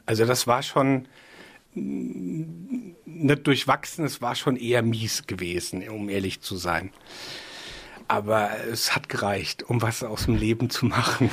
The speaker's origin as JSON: {"language": "German", "area": "Rheinhessen", "region": "Rhineland-Palatinate", "country": "Germany", "said": "ich bin sehr rein Hessen verbunden. Da ist, hier ist schon so auch meine Heimat"}